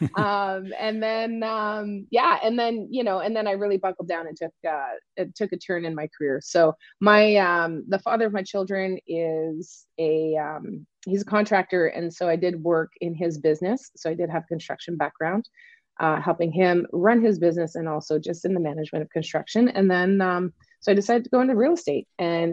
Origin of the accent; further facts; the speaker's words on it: Eastern Canada, across the border from Maine, New Brunswick, Canada; I am Canadian. I grew up in Eastern Canada, which is for those of you that are in the States, I just live across the border. I just grew up across the border of Maine.